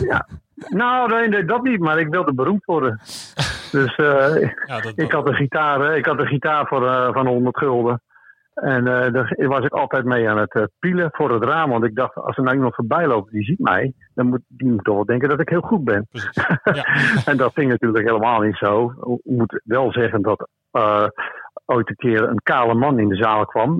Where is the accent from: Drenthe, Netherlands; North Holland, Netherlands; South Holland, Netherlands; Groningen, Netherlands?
North Holland, Netherlands; Beverwijk; ik ben in Beverwijk geboren